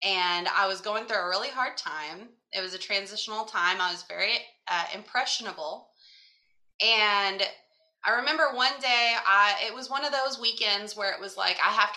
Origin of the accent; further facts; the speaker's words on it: Kentucky, United States; moved away as an adult; also born or lived in Florida; We're from Kentucky. We were moving to Florida